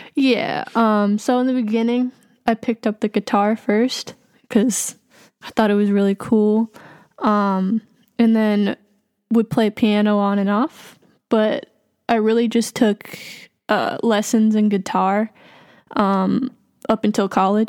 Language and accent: English; Boston, Massachusetts, United States; also born or lived in Jackson, Mississippi / New Orleans / New York; I grew up in, like, around Boston